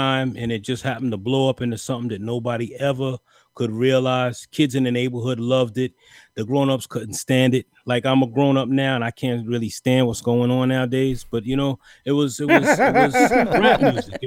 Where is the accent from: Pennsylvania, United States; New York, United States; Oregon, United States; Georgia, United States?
New York, United States; Long Island; I'm from Long Island